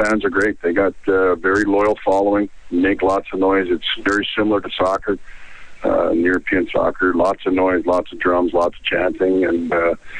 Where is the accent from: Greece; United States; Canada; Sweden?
Canada; Penticton and Kelowna area, British Columbia; also born or lived in Cranbrook, British Columbia; now in Italy; my days in Cranbrook, growing, you know, half of my life growing up in Penticton and Kelowna area